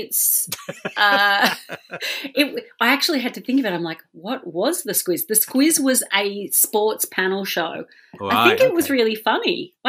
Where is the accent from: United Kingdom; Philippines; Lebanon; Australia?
Australia; Being Australian, we take culture from both of those and ignore our indigenous culture.